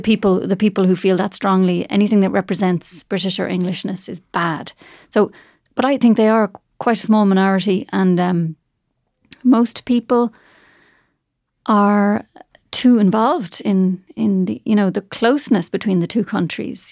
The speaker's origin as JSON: {"language": "English", "country": "Ireland", "tie": "born or raised there", "moved": "as an adult", "lives_now": "Switzerland", "said": "growing up with Irish"}